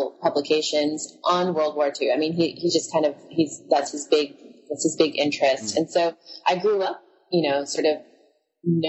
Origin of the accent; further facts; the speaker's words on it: Philippines; now in Hawaii, United States; growing up in the Philippines, because that's where I spent my childhood